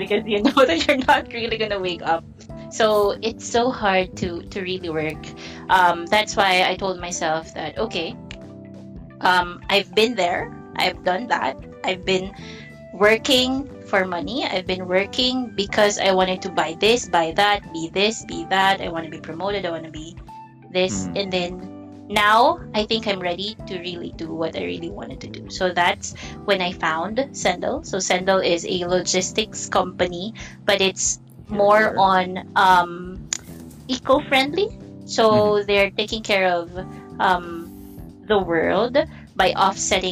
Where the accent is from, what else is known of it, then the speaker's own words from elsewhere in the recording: Bicol Region, Philippines; moved away as an adult; now in Metro Manila, Philippines; I'm new here in the metro because I'm a probinsyana, so I'm from Bicol